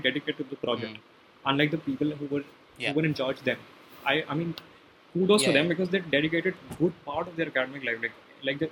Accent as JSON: {"language": "English", "town": "Gurgaon", "region": "Haryana", "country": "India", "said": "I come from Gurgaon"}